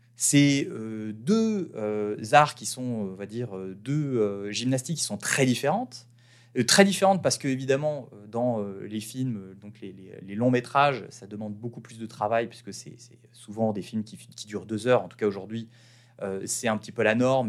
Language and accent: French; France; moved away as an adult; en tant que petit Français qui a quand même une bonne expérience en marketing